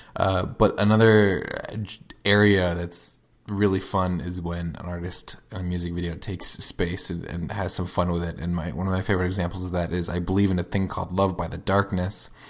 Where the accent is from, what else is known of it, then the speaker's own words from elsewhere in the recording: Florida, United States; we grew up in Florida, uh, home of Cape Canaveral